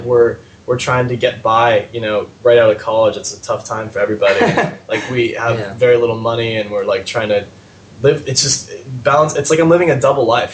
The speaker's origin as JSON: {"language": "English", "town": "San Francisco", "region": "California", "country": "United States", "said": "I'm from San Francisco"}